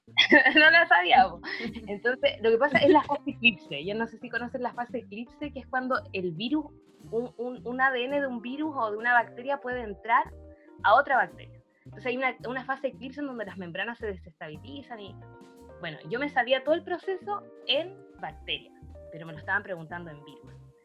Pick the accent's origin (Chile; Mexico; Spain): Chile; Iquique, Tarapacá; yo soy de Iquique